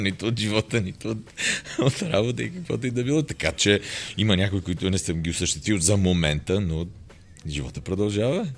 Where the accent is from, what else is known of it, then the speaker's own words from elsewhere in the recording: Roman, Vratsa Province, Bulgaria; там съм роден, но съм израснал в Роман.